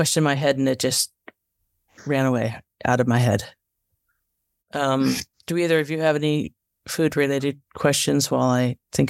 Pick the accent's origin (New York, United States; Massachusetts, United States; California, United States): California, United States; being Californian